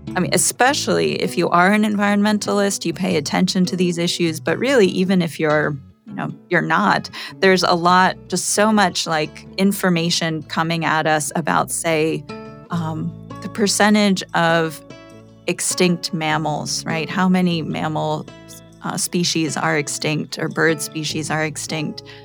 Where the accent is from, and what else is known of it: Poconos region of Pennsylvania, United States; born or raised there; moved away as an adult; also born or lived in Massachusetts